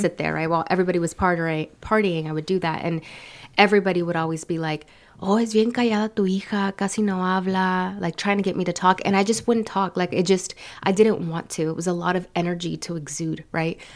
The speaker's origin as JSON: {"language": "English", "town": "San Francisco", "region": "California", "country": "United States", "tie": "born or raised there", "also_born_or_lived": "San Leandro, California / Berkeley, California", "said": "Born and raised in San Francisco, California"}